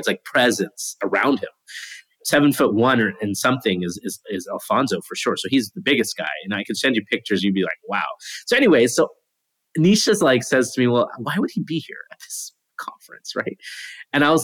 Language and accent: English; Canada; I'm from Canada.